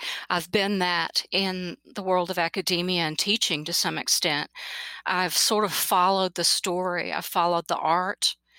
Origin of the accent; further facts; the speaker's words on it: Kentucky, United States; also born or lived in Kansas; I was born in Kansas because my dad was in the Air Force, but I moved back to Kentucky when basically I was 6 months old and lived in Eastern Kentucky.